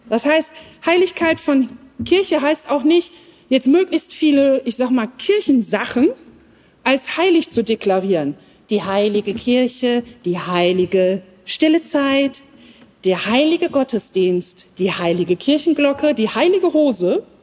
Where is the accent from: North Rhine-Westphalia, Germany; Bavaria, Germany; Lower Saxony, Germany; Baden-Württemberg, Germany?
Lower Saxony, Germany; Als Ostfriesin kenne ich mich da nicht aus